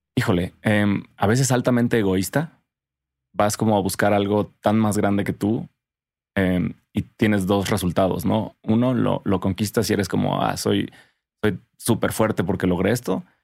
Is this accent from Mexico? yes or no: yes; Cuernavaca, Morelos, Mexico; also born or lived in Tlayacapan; crecí en Cuerna y todos tenemos, bueno, todos crecimos con jardines en Cuerna